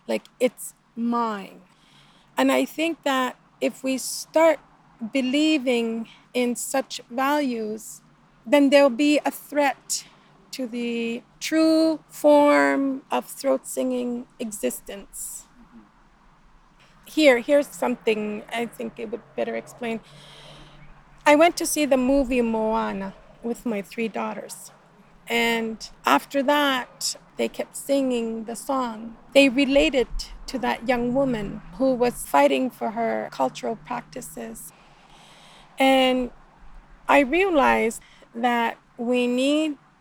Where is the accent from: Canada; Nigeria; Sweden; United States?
Canada; Northern Quebec; now in Southern Quebec, Canada; we're in Quebec. I come from Northern Quebec. I live in the South now